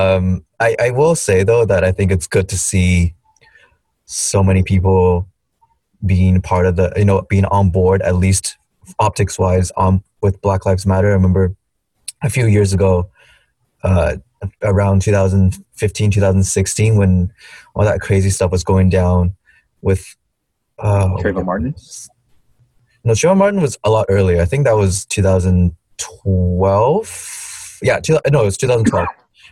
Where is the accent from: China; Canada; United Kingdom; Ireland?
China; moved away; growing up in China